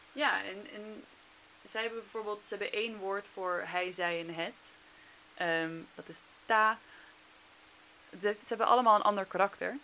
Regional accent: Netherlands; also born or lived in China; als Nederlander

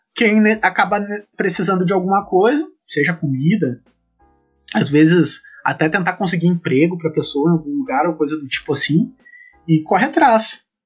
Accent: Sapucaia do Sul, Rio Grande do Sul, Brazil; also born or lived in Erechim; eu sou natural de Sapucaí do Sul e eu só saí de, de Sapucaí pra ir morar em Erechim fazer minha graduação e acabei voltando posteriormente

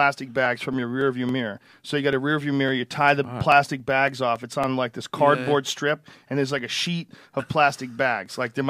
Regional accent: Boston, Massachusetts, United States; moved away; I grew up in Boston

